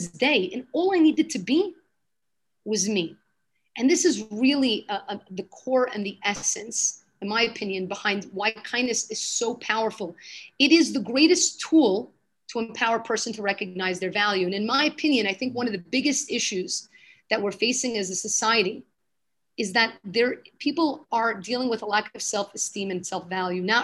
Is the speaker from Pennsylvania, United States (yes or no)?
no; New York City, New York, United States; moved away as an adult; now in Jerusalem, Israel; I was born in Brooklyn, lived there my whole life